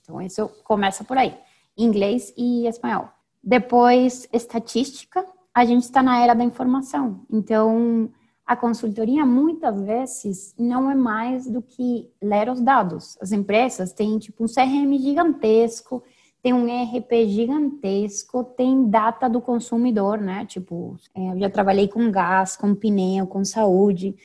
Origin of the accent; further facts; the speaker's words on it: Venezuela; accent: venezuelana; first language Spanish; Portuguese is a second language; moved away as an adult; also born or lived in Spain / Peru / Panama / São Paulo, Brazil; Eu sou venezuelana, sou engenheira